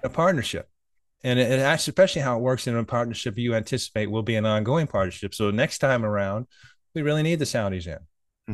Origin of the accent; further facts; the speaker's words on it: United States; I like being American